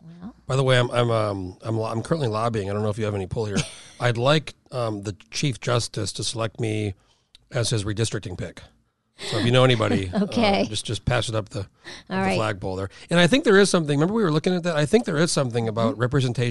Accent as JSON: {"language": "English", "region": "New Mexico", "country": "United States", "tie": "born or raised there", "moved": "yes", "said": "I grew up in New Mexico, but we went back all the time to Chicago."}